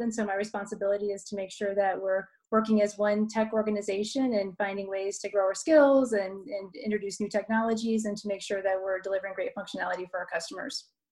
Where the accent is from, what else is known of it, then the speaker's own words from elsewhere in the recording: Dayton, Ohio, United States; also born or lived in Columbus, Ohio; I'm from Ohio. So I grew up in Dayton